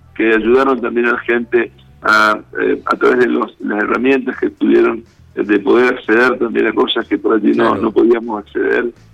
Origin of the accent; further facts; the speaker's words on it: Goya, Corrientes, Argentina; now in Reconquista, Argentina; yo soy eh, oriundo de Goya, Corrientes, ah, eh, yo soy goyano de nacimiento, pero reconquistense por adopción